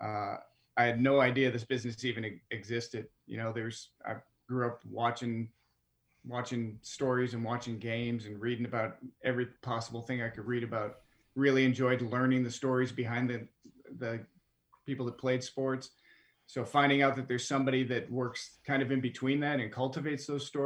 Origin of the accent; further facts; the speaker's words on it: Midwest, United States; since I was from the Midwest